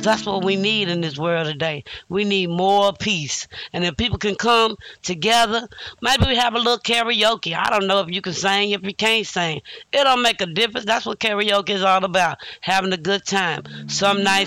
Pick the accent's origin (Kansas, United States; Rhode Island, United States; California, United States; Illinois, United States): Illinois, United States; also born or lived in Louisiana; I'm from Illinois, you know, by way of Louisiana